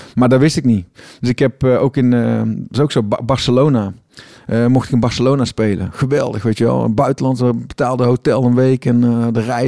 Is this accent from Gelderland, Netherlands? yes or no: no; Tilburg, North Brabant, Netherlands; ik kom uit Tilburg, ik woon in Tilburg.